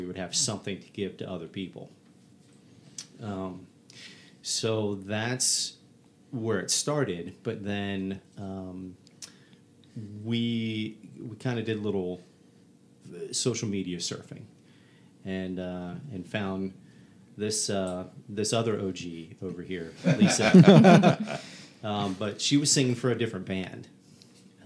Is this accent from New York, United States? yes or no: no; Southern Virginia, United States; We're from Southern Virginia, and our parents are from up here